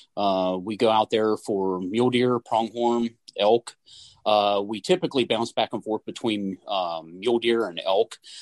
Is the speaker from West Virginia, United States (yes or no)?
yes; West Virginia, United States; born and raised in West Virginia